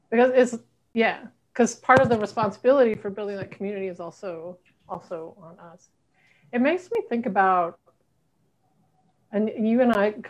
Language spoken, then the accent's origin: English; Southern United States, United States; I'm queer and I'm from the South.